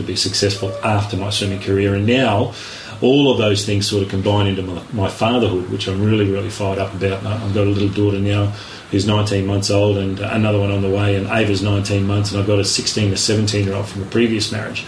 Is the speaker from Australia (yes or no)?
yes; Rockhampton, Queensland, Australia; I'm a Queenslander born and bred. Queenslander first, Australian second. I did a lot of growing up in the beautiful subtropical, town of Rockhampton.